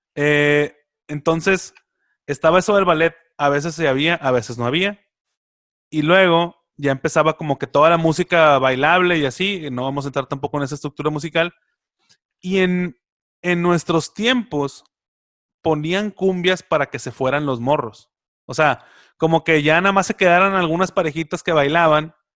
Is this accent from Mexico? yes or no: yes; Monterrey, Nuevo León, Mexico; como regios